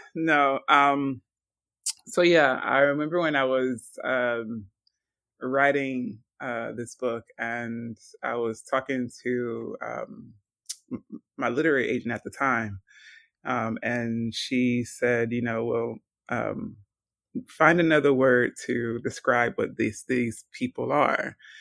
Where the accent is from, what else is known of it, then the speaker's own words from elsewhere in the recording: Georgia, United States; now in Washington, United States; an American writer of fiction. Um, born and raised in Georgia.